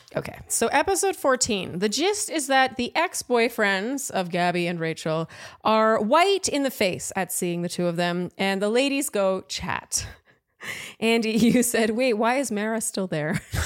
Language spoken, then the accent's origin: English; Canada; now in New York, United States; I'm from Canada. I live in New